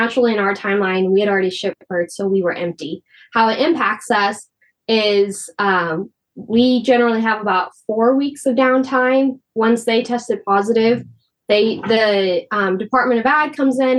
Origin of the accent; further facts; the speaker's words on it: Wakefield, Nebraska, United States; My hometown of Wakefield, they have Michael Foods